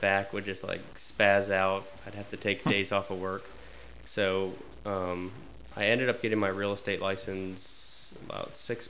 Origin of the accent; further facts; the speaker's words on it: Winchester, Virginia, United States; also born or lived in Charles Town, West Virginia; So I moved to Winchester when I was two from Charlestown, West Virginia.